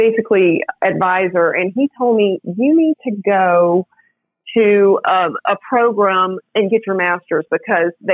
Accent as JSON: {"language": "English", "town": "Florien", "region": "Louisiana", "country": "United States", "tie": "born or raised there", "also_born_or_lived": "New York City", "moved": "as an adult", "lives_now": "Orlando, United States", "said": "I am from a tiny town in northwest Louisiana called Florien, F-L-O-R-I-E-N"}